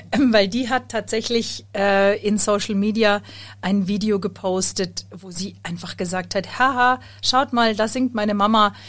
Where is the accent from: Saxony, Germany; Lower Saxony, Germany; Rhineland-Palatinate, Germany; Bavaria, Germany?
Bavaria, Germany; Munich; ich bin Sängerin und ich komme aus München